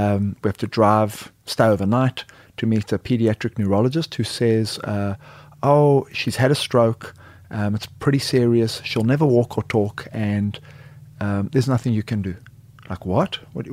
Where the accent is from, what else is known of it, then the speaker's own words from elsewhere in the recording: South Africa; moved away as an adult; now in United States; I am originally a South African, played rugby, moved to the U.S. to play rugby in Aspen, Colorado